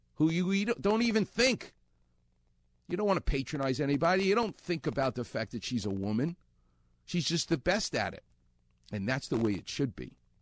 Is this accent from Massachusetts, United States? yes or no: no; New York City, New York, United States; I'm from Far Rockaway, which is Queens